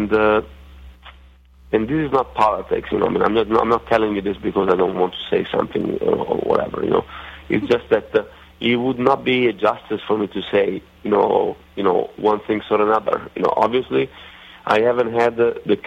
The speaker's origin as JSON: {"language": "English", "country": "Italy", "accent": "Italian redneckish", "moved": "yes", "said": "my Italian redneckish accent"}